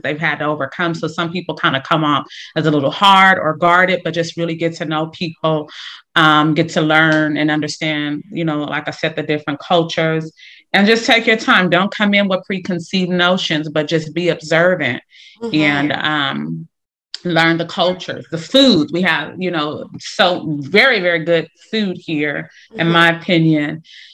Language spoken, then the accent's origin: English; Oakland, California, United States; I was born in Oakland, California